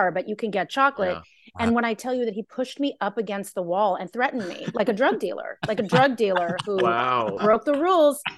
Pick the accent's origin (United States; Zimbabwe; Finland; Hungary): United States; Los Angeles, California; born and raised